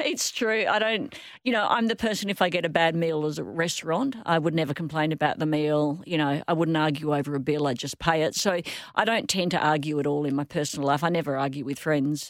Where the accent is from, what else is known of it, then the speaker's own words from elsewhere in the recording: Perth, Western Australia, Australia; I grew up in Rossmoyne